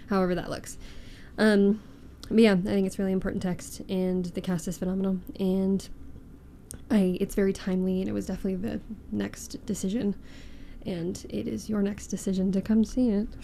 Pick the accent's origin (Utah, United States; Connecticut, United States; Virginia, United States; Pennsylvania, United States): Utah, United States; Ogden; now in Salt Lake Valley, United States; I am from Ogden. I'm a former Ogden dweller.